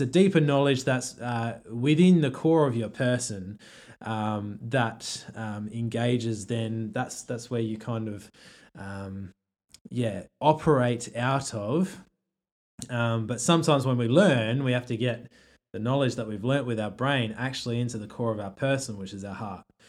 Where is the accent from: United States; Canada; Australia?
Australia; an Australian who doesn't have another culture